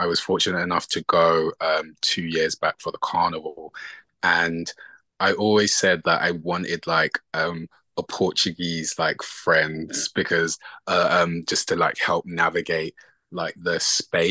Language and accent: English; England, United Kingdom; moved away as an adult; also born or lived in London; now in Los Angeles, United States; I'm Nigerian. My parents were born in Nigeria, and I was born and raised in England